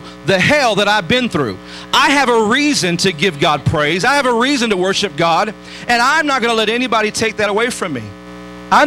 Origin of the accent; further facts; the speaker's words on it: Detroit, Michigan, United States; I grew up in Detroit